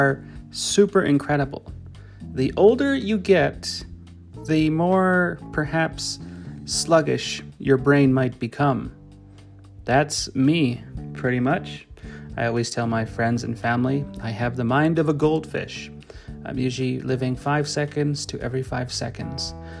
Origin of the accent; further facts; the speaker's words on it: Canada; I'm Canadian